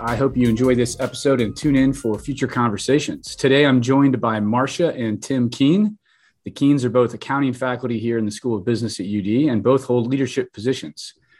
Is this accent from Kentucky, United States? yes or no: yes; Kentucky, United States; I'm from Kentucky.